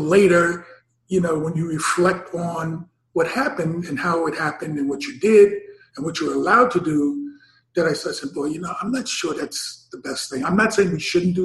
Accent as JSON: {"language": "English", "town": "New York City", "region": "New York", "country": "United States", "tie": "born or raised there", "said": "I'm born and raised in Harlem"}